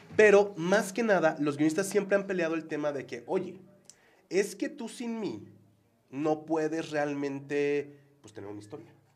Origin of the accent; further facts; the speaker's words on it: Mexico; también como mexicanos, como vaqueños